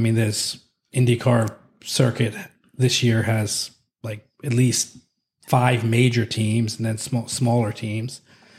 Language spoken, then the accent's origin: English; California, United States